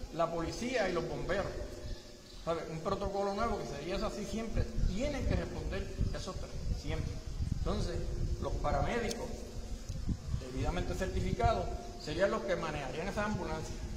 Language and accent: Spanish; Maricao, Puerto Rico; nacido y criado en el Partido de Baja de Maricao